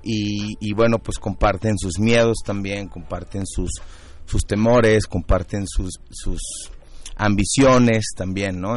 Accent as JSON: {"language": "Spanish", "town": "Guadalajara", "region": "Jalisco", "country": "Mexico", "moved": "yes", "lives_now": "Mexico City, Mexico", "said": "todos los integrantes de, la obra somos de Guadalajara. Ah y, y todos radicamos acá"}